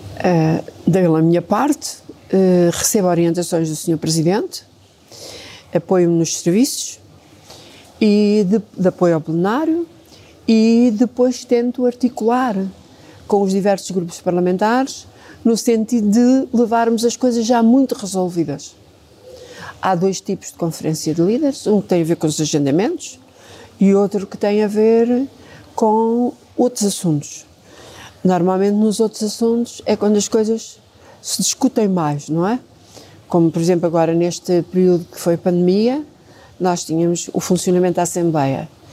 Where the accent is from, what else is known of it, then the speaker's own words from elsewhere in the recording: Vila Franca de Xira, Lisbon, Portugal; eu nasci, cresci, vivi sempre em Vila Franca de Xira